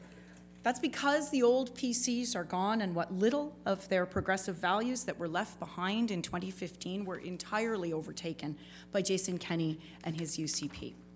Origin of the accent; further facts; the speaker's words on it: Lethbridge, Alberta, Canada; nobody leaves a meeting with either of us not remembering that we are from Lethbridge and we are there to represent Lethbridge.